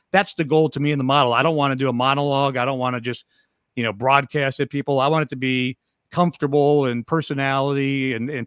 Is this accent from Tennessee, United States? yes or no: no; Cleveland, Ohio, United States; moved away; I grew up in Cleveland